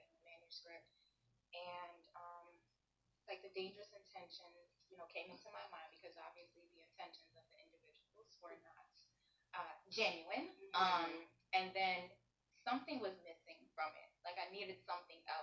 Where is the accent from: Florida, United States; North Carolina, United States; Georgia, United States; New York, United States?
Florida, United States; Miami; born or raised there